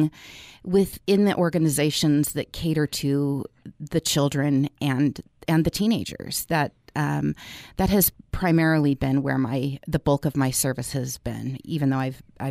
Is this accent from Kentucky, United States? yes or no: no; Orange County, California, United States; I was born and raised in Orange County, California